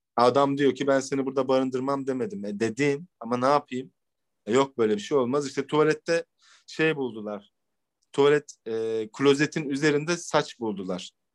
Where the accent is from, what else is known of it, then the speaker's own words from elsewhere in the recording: Ankara, Turkey; ben Ankara'da doğma büyüme olduğum için